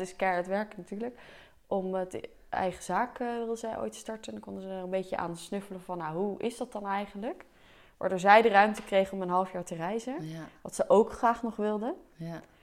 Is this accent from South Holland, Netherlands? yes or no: yes; Delft, South Holland, Netherlands; also born or lived in The Hague; Ik ben natuurlijk geboren in Delft. Een jaartje in Den Haag gewoond, toen weer gauw terug.